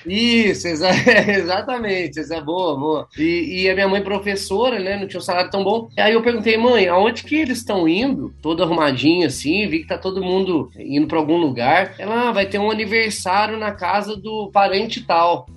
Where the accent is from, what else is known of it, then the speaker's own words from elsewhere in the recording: Pouso Alegre, Minas Gerais, Brazil; Sou nascido em Pouso Alegre, minha família é de Pouso Alegre também.